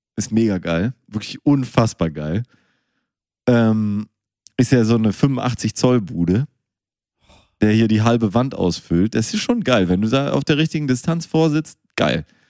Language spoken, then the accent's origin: German; Münster, North Rhine-Westphalia, Germany; ich bin ja in Münster geboren